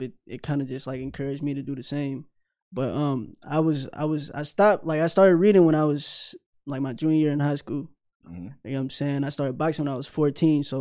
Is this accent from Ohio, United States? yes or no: no; Louisville, Kentucky, United States; I'm from Louisville. I went to high school at Butler Traditional